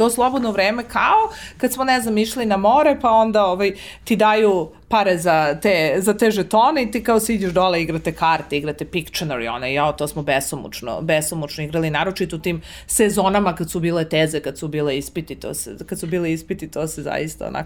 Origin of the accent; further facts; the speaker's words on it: Belgrade, Serbia; ja sam iz Beograda i živela sam kod roditelja za vreme studija